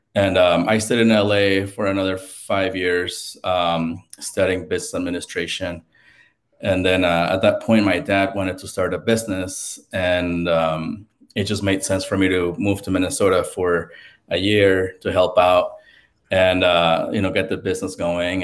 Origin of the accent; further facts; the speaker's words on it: Mexico City, Mexico; now in United States; I got to grow up there